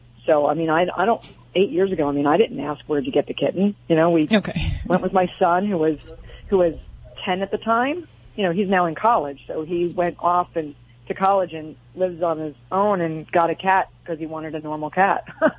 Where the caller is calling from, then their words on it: Carlsbad, California, United States; Carlsbad, California.